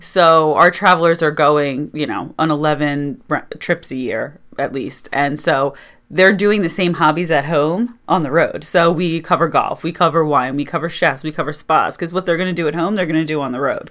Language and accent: English; Doylestown, Pennsylvania, United States; also born or lived in Syracuse, New York; So I'm actually, uh, native of Bucks County, Pennsylvania. I was born and raised in Doylestown.